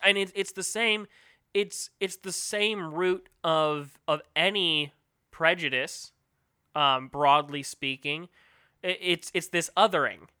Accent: United States; as an American, especially living in the greatest planet on Earth, the U S

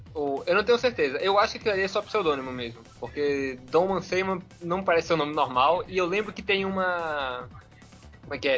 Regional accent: Pernambuco, Brazil; sou pernambucano, caso alguém estranhe o sotaque

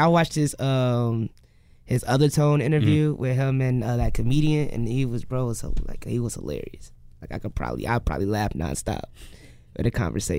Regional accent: Dalton, Illinois, United States; also born or lived in Chicago; I'm from Dalton originally, and I was born in Chicago though. I lived in Dalton, live in Hazelcrest currently

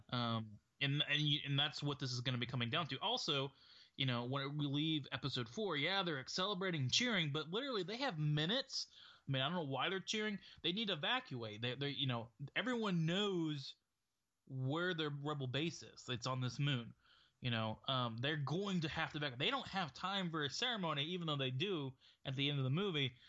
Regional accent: United States; as an American

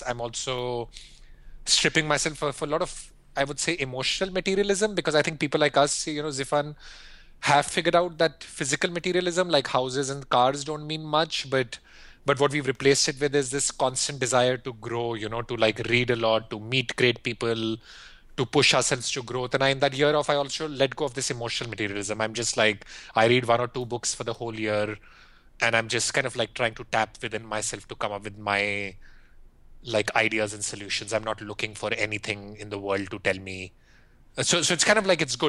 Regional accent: India; moved away as an adult; also born or lived in Philippines / Singapore / Europe; I grew up in India and I went to school in India, business school in India

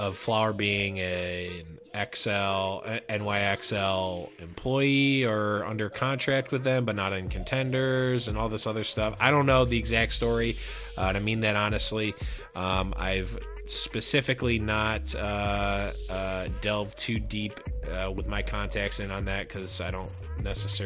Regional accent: Buffalo, New York, United States; I'm from Buffalo, and Buffalo is kind of like, basically Canada

